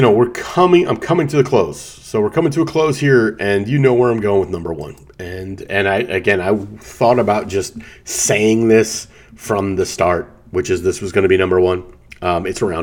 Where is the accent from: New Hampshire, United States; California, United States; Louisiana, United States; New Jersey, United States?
New Jersey, United States; Atlantic City; I grew up in Atlantic City